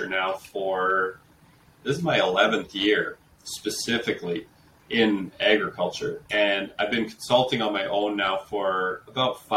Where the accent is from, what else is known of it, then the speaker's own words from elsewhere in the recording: Calgary, Alberta, Canada; I'm a city kid. Like, I'm from Calgary